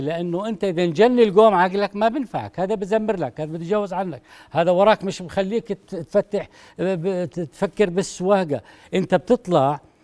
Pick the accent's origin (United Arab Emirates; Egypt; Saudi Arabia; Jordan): Jordan; عندنا في الاردن